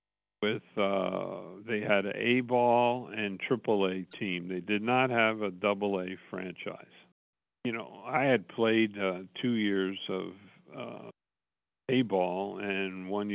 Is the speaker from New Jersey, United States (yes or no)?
yes; Rahway, New Jersey, United States; also born or lived in Graceville; After I was born out there in Graceville, then a couple months later, they moved back to New Jersey, where they both were from. Roway.